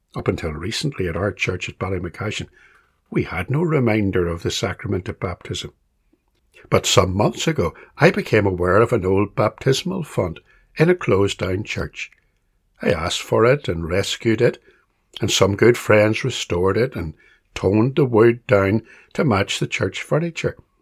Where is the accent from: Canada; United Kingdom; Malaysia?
United Kingdom; Belfast, Northern Ireland; When I was a small boy growing up in Belfast